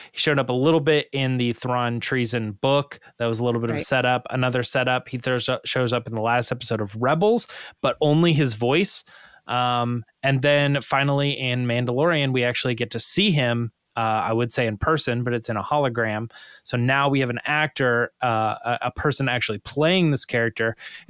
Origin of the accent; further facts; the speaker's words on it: Scotland, United Kingdom; I'm from Scotland.